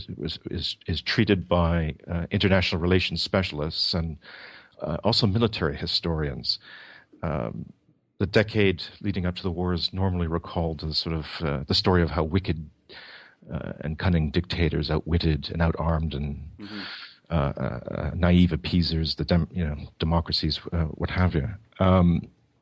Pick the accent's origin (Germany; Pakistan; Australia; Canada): Canada; Toronto, Ontario; I'm Canadian. I was born and raised in Toronto